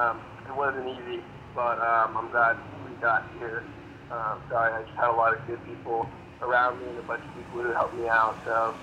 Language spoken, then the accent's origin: English; Marietta, Georgia, United States; also born or lived in Colombia / Cuba / Australia / Singapore; so I was born in Colombia and then moved to Cuba at a really young age, and then from there moved to Australia, from there moved to Singapore, from there back to Colombia, and then ended up in Marietta, Georgia when I was 11 or 12.